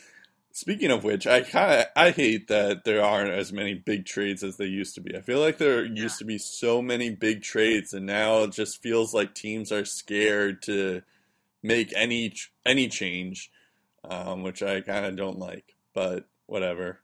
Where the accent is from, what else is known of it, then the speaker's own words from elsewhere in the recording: United States; as an American